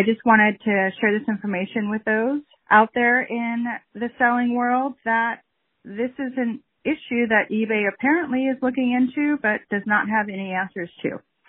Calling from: California, United States; I'm calling from California.

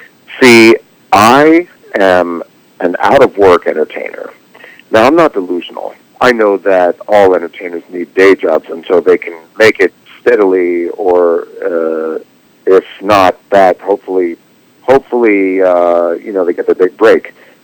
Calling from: Los Angeles, California, United States; Oh, I'm calling from Los Angeles.

